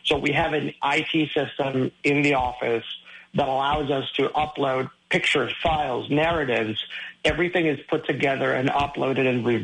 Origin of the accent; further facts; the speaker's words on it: Caracas, Capital District, Venezuela; moved away; I was born in Caracas, Venezuela